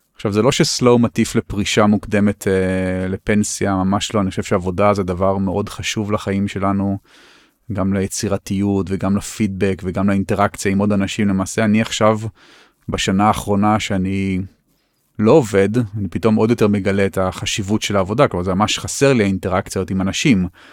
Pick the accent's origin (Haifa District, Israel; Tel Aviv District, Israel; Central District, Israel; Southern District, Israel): Tel Aviv District, Israel; Tel Aviv; אני חי בתל אביב, גם כי נולדתי בתל אביב